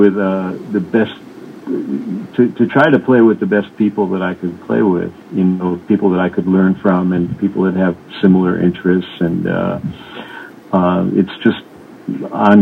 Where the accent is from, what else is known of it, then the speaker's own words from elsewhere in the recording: New York City, New York, United States; I grew up in New York City